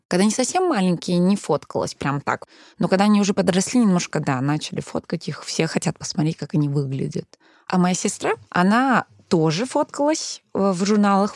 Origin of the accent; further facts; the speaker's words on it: Denmark; first language Danish; Russian is a second language; moved away as an adult; now in Russia; Моя мама переехала в Данию в 90-е. И, получается, я там родилась. У меня было датские друзья. Я выросла вообще основана на датских традиций, датский мой родной язык